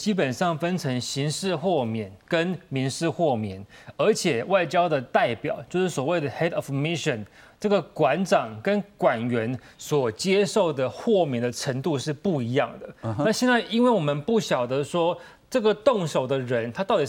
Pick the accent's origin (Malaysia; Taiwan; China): Taiwan; 在过去我们台湾这边举办国庆酒会的时候，